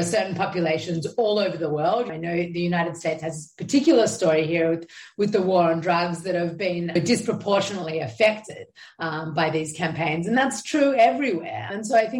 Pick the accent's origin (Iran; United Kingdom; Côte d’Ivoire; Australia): Australia; Sydney, New South Wales; now in Israel; growing up as a Jew in Australia, I felt like an other, like you're saying. And then I moved over to Israel. I'm like, okay, well, now I'm an Australian living in Israel